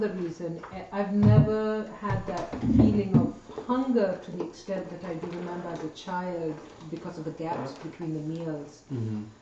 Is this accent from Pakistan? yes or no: yes; Pakistan; moved away; growing up in Pakistan